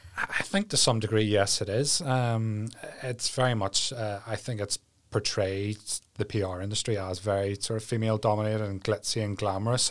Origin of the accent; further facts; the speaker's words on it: Ballyclare, Northern Ireland, United Kingdom; now in Mallusk, United Kingdom; I grew up in Ballyclare with mum, dad, older brother